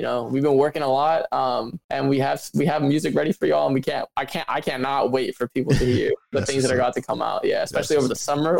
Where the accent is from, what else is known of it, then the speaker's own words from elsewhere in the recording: Midwest, United States; Like I said, I'm from the Midwest.